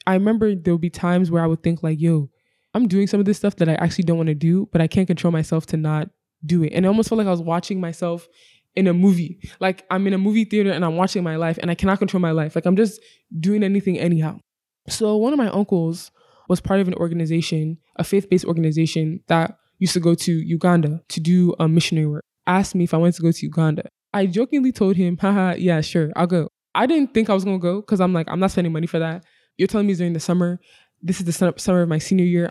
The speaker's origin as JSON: {"language": "English", "region": "Virginia", "country": "United States", "tie": "born or raised there", "also_born_or_lived": "Abia State, Nigeria", "moved": "as an adult", "lives_now": "Lagos, Nigeria", "said": "I was born and raised in Virginia, U S"}